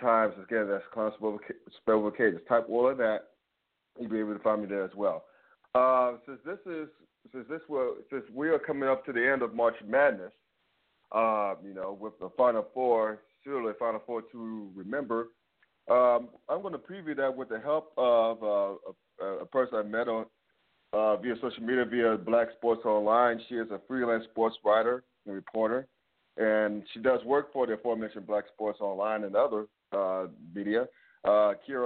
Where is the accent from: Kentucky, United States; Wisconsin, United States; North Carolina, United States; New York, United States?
North Carolina, United States; Winston-Salem; I grew up in Winston-Salem